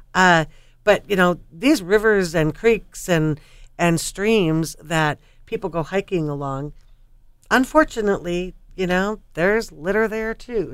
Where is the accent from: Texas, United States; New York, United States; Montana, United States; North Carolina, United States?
Montana, United States; now in Oregon, United States; I grew up in Montana